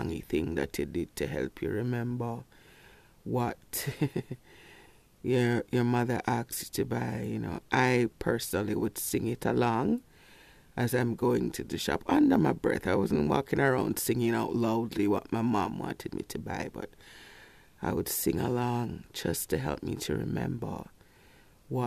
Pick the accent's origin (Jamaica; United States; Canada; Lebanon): Jamaica; Kingston; Growing up in Kingston, not in a rich neighborhood.